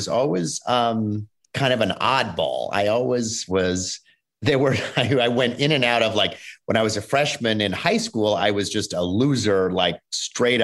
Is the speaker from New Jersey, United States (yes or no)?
no; New York, United States; now in Los Angeles, United States; I was born actually in Los Angeles. I moved to New York when I was very young